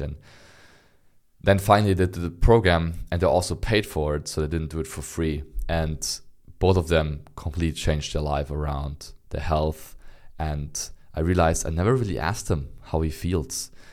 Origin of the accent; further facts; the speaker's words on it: Berlin, Germany; I'm born and raised in Berlin, which is the capital of, of Germany